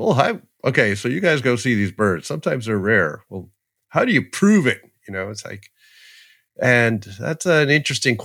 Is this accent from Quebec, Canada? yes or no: no; Toronto, Ontario, Canada; growing up in Toronto